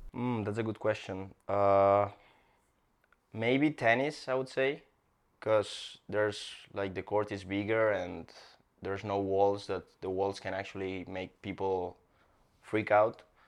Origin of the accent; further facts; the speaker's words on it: Barcelona, Catalonia, Spain; English is a second language; moved away as an adult; now in Miami, United States; I'm from Spain, Barcelona, Spain